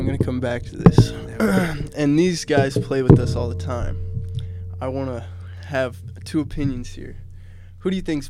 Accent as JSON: {"language": "English", "town": "McCook", "country": "United States", "said": "from the good old MC, McCook, you know, already know the place."}